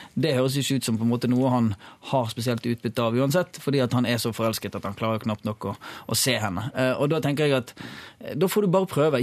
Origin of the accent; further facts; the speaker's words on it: Bergen, Vestland, Norway; jeg kommer fra Kalfarat. Det er sånn snobbe snobbedelen av Bergen